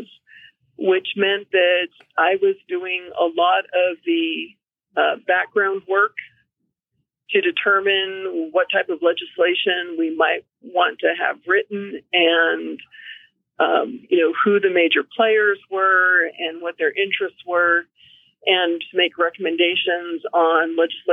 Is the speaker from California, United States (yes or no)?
yes; Davis, California, United States; moved away as an adult; also born or lived in Washington / Reno, Nevada / Galway, Ireland; now in Fairbanks, United States; my background is I grew up in Davis, California, which is in the Central Valley near Sacramento, so northeast of San Francisco